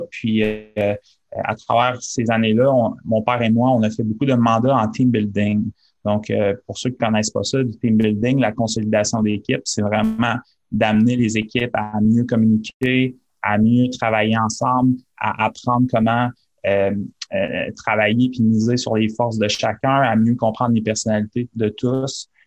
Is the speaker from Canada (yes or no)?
yes; Quebec City, Quebec, Canada; Oui, ben en fait, moi, j'ai, je suis un gars de Québec. J'ai grandi à Québec.